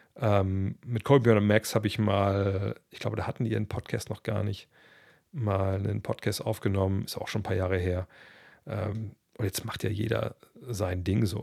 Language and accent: German; Germany; bei uns in Deutschland